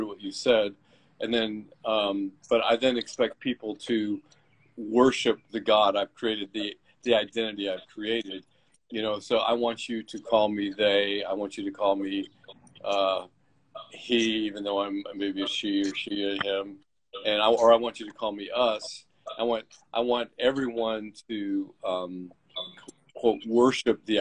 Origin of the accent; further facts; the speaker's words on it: United States; I'm an American